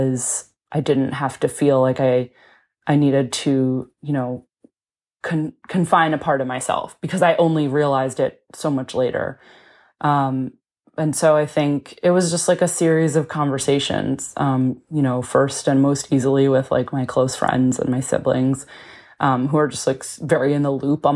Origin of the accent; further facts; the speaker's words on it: Connecticut, United States; moved away as an adult; now in Brooklyn, United States; I'm from Connecticut. I live in Brooklyn, New York